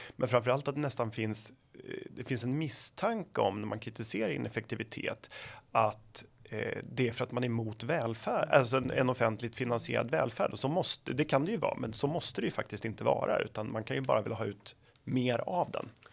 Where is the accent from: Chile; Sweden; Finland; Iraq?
Sweden; Flen, Södermanland; jag kommer från Flen i Sörmland